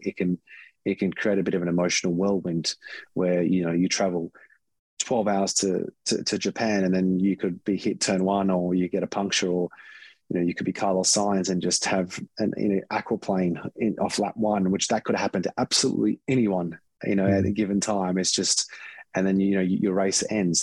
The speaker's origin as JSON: {"language": "English", "country": "Australia", "said": "being Australian"}